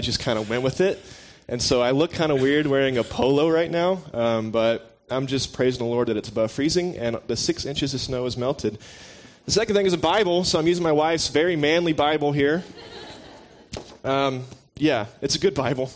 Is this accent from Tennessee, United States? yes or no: yes; Tennessee, United States; I'm born and raised in Tennessee.